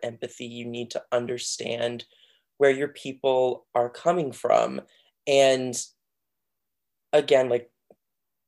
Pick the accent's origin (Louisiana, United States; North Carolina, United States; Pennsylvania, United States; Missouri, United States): North Carolina, United States; Outer Banks of; I'm from the Outer Banks of North Carolina